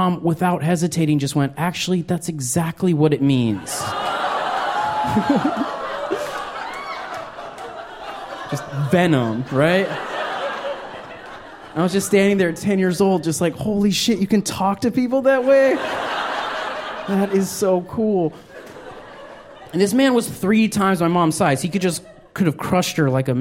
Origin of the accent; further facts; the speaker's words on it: Albuquerque, New Mexico, United States; I grew up in New Mexico. I was born in Albuquerque.